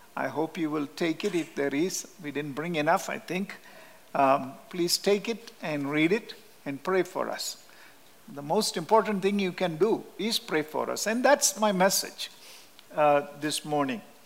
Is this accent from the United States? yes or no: no; Kerala, India; English is a second language; moved away; Our native place in southern India is called Kerala.